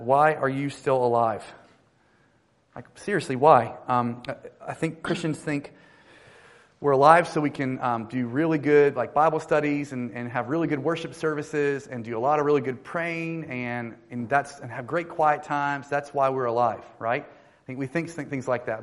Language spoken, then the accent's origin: English; North Carolina, United States; I lead a church uh, called One Harbor in North Carolina, actually in my hometown.